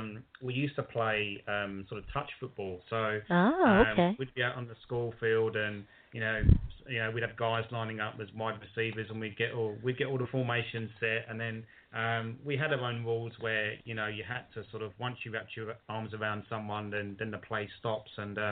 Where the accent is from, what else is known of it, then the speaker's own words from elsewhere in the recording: London, United Kingdom; moved away as an adult; now in Brisbane, Australia; I'm actually from London myself.